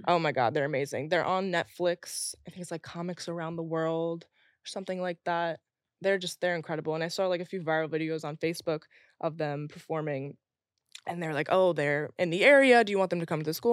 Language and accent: English; Long Island, New York, United States; growing up in Long Island, having Republican parents